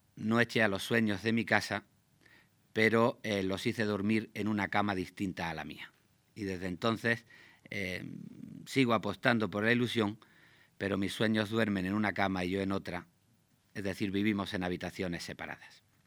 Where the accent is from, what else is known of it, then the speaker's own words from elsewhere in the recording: Granada, Andalusia, Spain; yo nací en Granada al final de los años 50. Al lado de la casa de mis padres